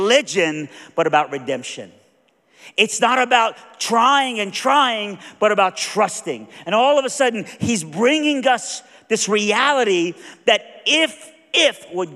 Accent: Iran; moved away; I'm from Iran

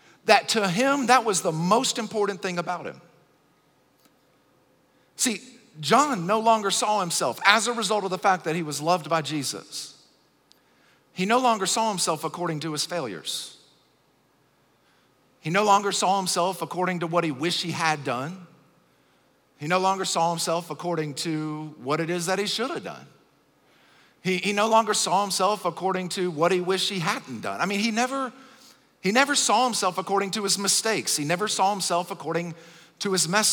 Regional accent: Acworth, Georgia, United States; I'm from Acworth in Kennesaw, Georgia, which is really, really close to Atlanta

